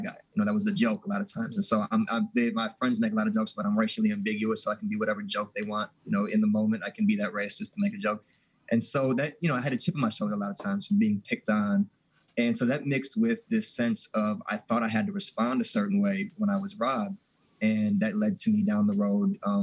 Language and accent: English; Milwaukee, Wisconsin, United States; I grew up in Milwaukee